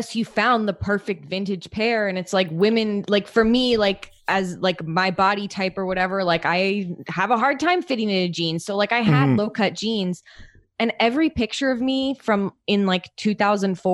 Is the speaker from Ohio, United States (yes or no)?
no; San Francisco Bay Area, California, United States; I grew up like in the San Francisco Bay Area.